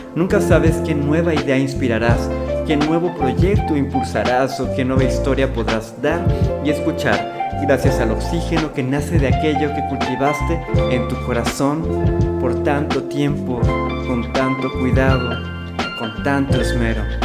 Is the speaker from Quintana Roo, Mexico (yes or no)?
yes; Cancún, Quintana Roo, Mexico; moved away as an adult; now in Monterrey, Mexico; yo soy originario de Cancún, ahorita estoy en Monterrey